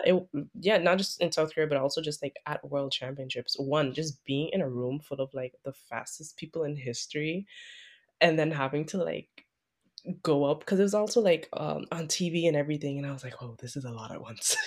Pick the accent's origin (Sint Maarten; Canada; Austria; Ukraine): Sint Maarten; moved away; I'm a swimmer from Saint Martin